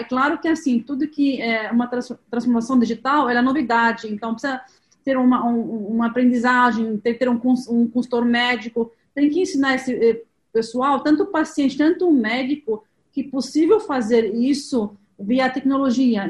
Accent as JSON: {"language": "Portuguese", "country": "Lebanon", "second_language": "Portuguese", "moved": "as an adult", "lives_now": "Brazil", "said": "Eu sou libanesa, tenho um pouco de sotaque, estou aqui no Brasil há, 20, há 23 anos"}